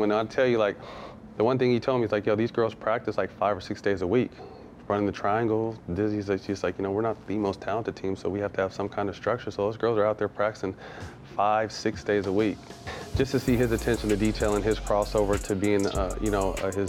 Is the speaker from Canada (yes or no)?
no; California, United States; I grew up in Cali. I'm a Showtime Magic Johnson dude.